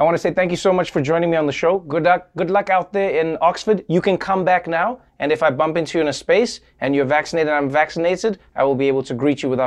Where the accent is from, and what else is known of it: South Africa; born or raised there; moved away as an adult; now in United States